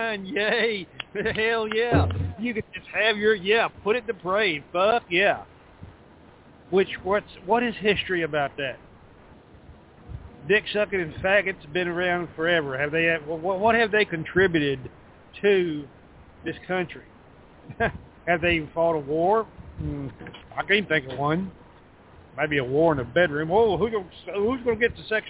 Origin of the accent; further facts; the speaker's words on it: Texas, United States; I'm from the South, Texas, right here where I sit